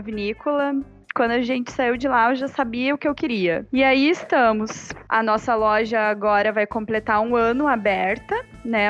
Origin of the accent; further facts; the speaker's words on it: Paraná, Brazil; moved away as an adult; now in Porto Alegre, Brazil; Eu sou paranaense e eu moro aqui em Porto Alegre há cinco anos